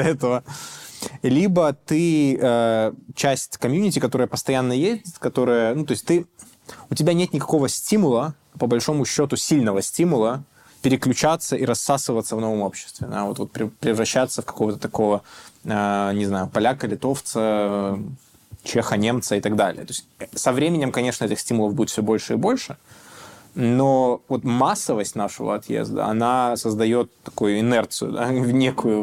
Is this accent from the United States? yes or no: no; Belarus; moved away; мы, белорусы